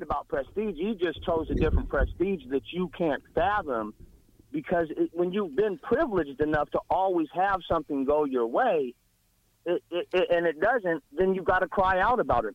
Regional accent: Nebraska, United States; I'm from Nebraska.

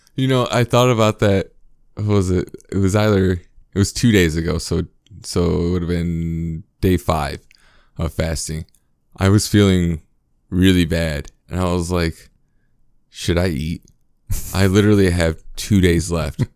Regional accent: United States; as a American

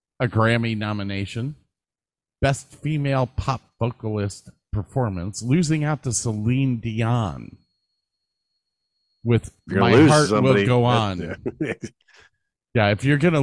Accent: United States; I'm American

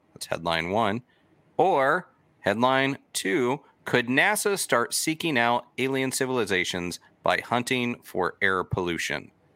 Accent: Florida, United States; growing up in Florida

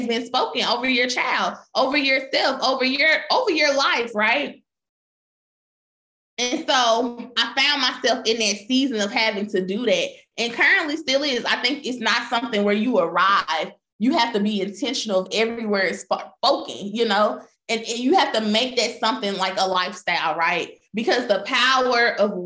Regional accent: Memphis, Tennessee, United States; I grew up in Memphis

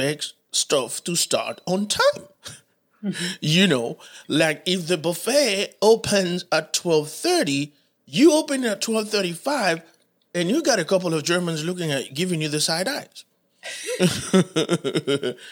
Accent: Haiti; English is a second language; now in Charlotte, United States; I'm from the Caribbean

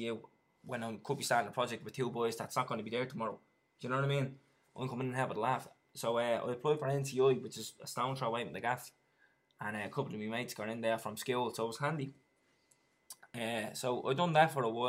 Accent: Dublin, Leinster, Ireland; I grew up in town just off Sean McDermott Street down in Lord's Flats

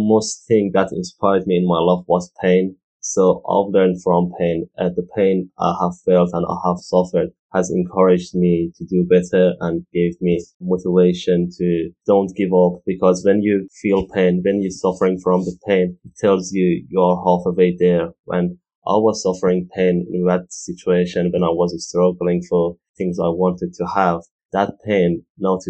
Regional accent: Iran; now in United Kingdom; I'm original from Iran

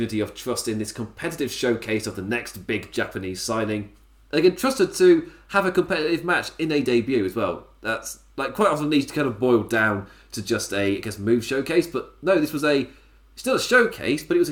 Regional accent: England, United Kingdom; As an Englishman

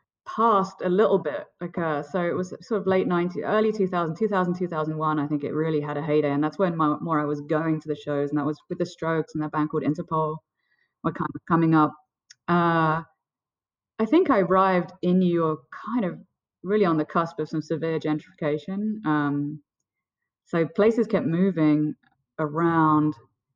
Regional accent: London, United Kingdom; born or raised there; moved away; also born or lived in Burlington, Vermont / New Jersey

